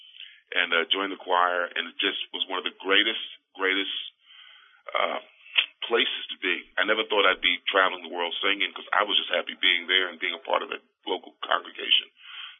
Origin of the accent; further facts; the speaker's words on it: New York City, New York, United States; also born or lived in Queens, New York; I was born in the Brooklyn area